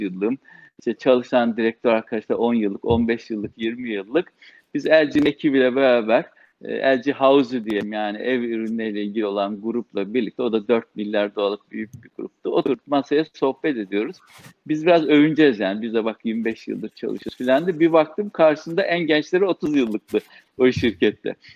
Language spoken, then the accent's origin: Turkish; Samsun, Turkey; moved away as an adult; also born or lived in Trabzon / Istanbul; Samsun'da doğdum. Aslen Trabzonluyuz. İlk ortaokulu, lise eğitimimizi Samsun'da aldık.